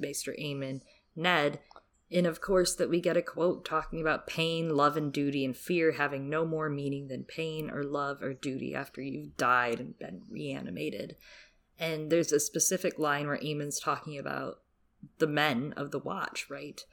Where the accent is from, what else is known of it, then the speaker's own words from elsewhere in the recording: Michigan, United States; I grew up in Michigan